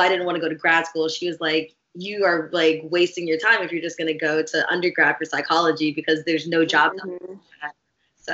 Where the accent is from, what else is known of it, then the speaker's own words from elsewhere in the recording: Maryland, United States; I grew up in Maryland.